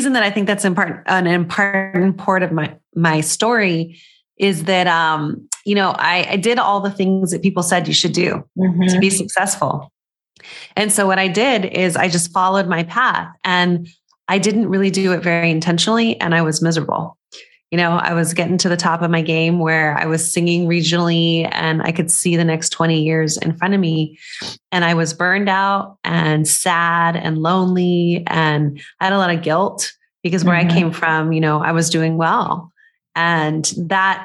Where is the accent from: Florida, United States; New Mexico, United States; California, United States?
New Mexico, United States; Las Cruces; I grew up in Las Cruces, New Mexico, which is near El Paso, Texas, a border town.